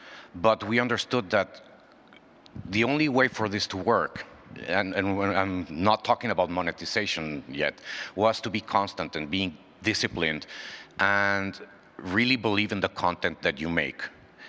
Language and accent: English; Mexico City, Mexico; English is a second language; I'm from Mexico City